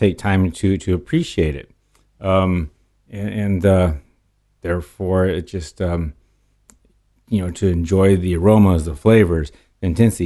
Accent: California, United States; also born or lived in Portland, Oregon; most of my life since age three or five, I believe, has been in California

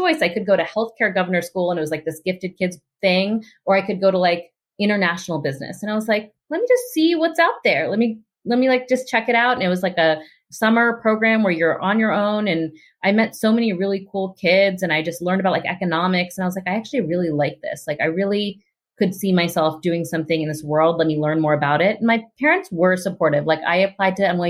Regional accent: Pittsburgh, Pennsylvania, United States; I grew up in Pittsburgh

